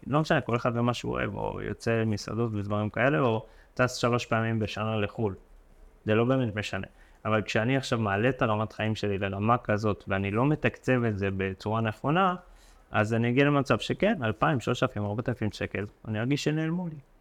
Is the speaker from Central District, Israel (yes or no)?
no; Ashkelon, Southern District, Israel; גרתי באשקלון, בשכונת עתיקות